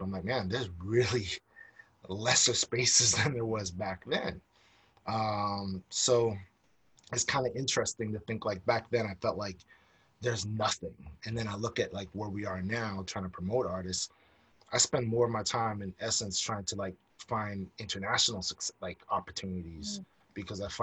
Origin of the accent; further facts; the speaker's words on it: United States; now in Canada; I'm American